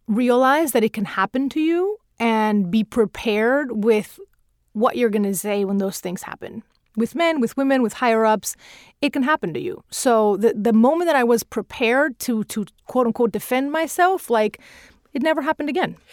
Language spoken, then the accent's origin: English; Venezuela; English is a second language; moved away as an adult; now in United States; the little girl growing up in South America